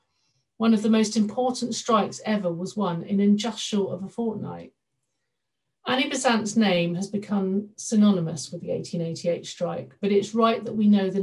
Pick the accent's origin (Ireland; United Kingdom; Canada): United Kingdom; Southampton, South East England; Southampton, my hometown